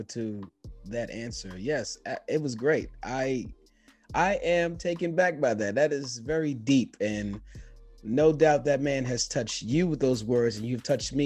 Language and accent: English; New York City, New York, United States; I also went to private school. I am from the Bronx, New York